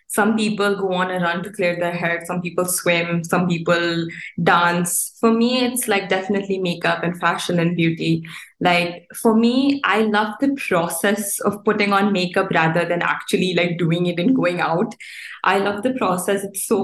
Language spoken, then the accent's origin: English; Dubai, United Arab Emirates; also born or lived in India; Like even though I am Indian and I'm from India, I would say that Dubai is my home. I've grown up here, I've gone to school here.